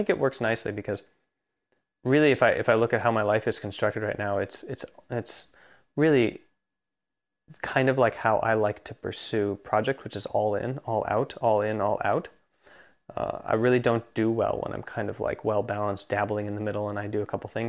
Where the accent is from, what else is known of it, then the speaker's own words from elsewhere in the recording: Jyväskylä, Central Finland, Finland; English is a second language; which is where I'm from Finland